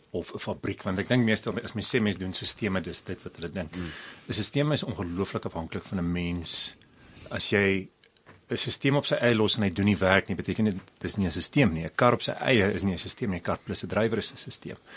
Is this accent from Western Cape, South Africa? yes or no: no; Volksrust, Mpumalanga, South Africa; also born or lived in Nelspruit; now in Pretoria, South Africa; ek is gebore in Pretoria. Groot geword in Volksrust.